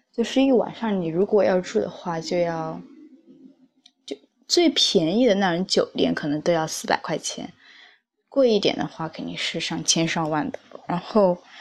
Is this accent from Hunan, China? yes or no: yes; Hunan, China; moved away as an adult; now in Beijing, China; 在北京生活学习的妹子。但是我不是北京人，我是湖南人，辣妹子